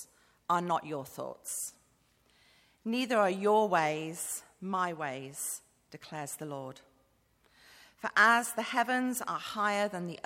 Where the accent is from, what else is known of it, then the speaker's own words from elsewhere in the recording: Bath, South West England, United Kingdom; moved away as an adult; also born or lived in Manchester; now in Cambodia; I grew up in Bath